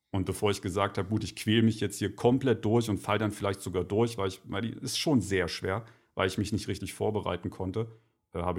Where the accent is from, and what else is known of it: Leipzig, Saxony, Germany; born or raised there